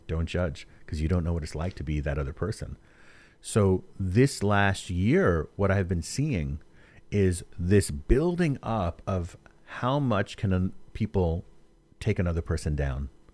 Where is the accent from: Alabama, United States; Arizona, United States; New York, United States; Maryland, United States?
New York, United States; New York City; moved away; I'm from New York also originally